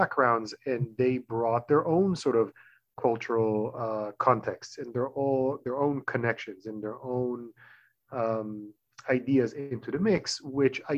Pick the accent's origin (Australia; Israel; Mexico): Israel; Tel Aviv, Tel Aviv District; English is a second language; moved away as an adult; now in United States; I was born and raised in Tel Aviv